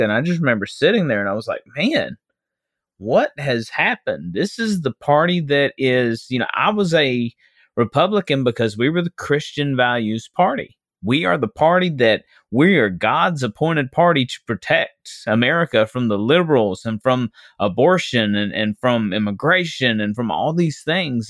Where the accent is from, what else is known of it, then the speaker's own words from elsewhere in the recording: West Memphis, Arkansas, United States; I was born and raised in West Memphis, Arkansas.